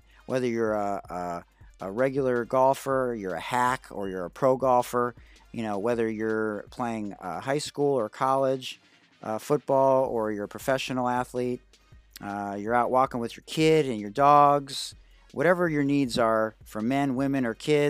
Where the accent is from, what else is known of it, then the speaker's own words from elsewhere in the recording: Detroit, Michigan, United States; also born or lived in Oak Park, Michigan; I hail to you from Detroit, Michigan. I'm a proud graduate of Oak Park High School